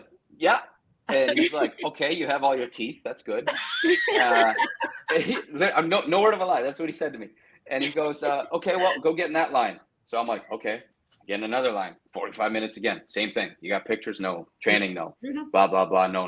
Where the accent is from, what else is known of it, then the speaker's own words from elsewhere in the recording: Canada; I grew up mostly in Canada